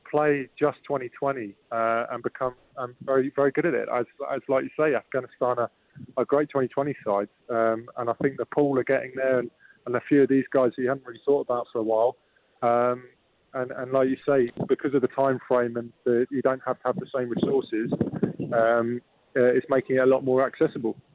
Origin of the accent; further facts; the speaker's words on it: Germany; born there; I was born in in Germany uh, due to my dad being in the forces.